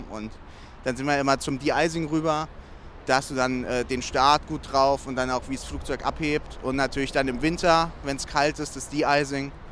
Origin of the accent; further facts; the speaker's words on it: Dreieich, Hesse, Germany; wir kommen alle aus Dreieich. Das ist so 10 Kilometer ungefähr weg.